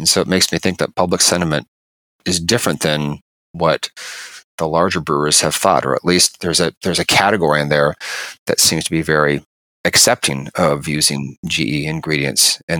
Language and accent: English; California, United States; I remember as a kid growing up in California